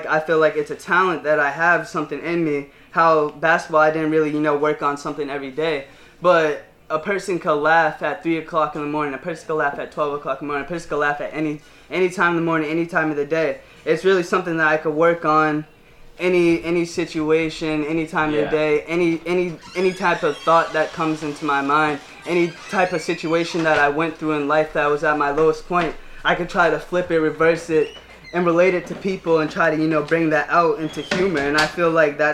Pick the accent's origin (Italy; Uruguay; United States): United States; Marlboro; growing up in Marlboro, like I said, being African American